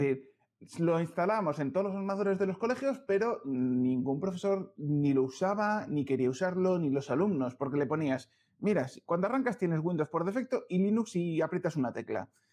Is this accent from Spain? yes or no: yes; León, Castile and León, Spain; now in Madrid, Spain; soy leonés